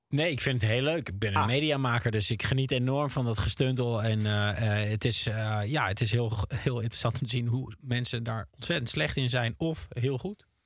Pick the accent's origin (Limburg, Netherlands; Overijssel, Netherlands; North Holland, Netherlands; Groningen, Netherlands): Overijssel, Netherlands; Twente; ik zelf uit Twente kwam